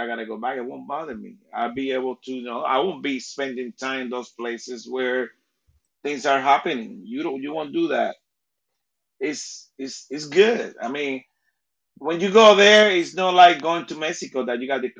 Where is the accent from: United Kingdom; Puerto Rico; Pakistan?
Puerto Rico; English is a second language; moved away; I was raised in Puerto Rico